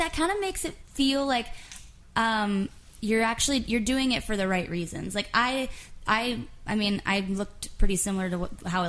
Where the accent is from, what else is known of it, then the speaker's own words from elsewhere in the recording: West Palm Beach, Florida, United States; moved away as an adult; We're all from Florida, and I came here first about 5 years ago.